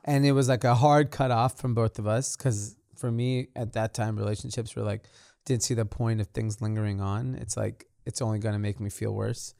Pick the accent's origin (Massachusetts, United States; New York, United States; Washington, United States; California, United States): California, United States; Los Angeles; I grew up in a suburb of L A called Granada Hills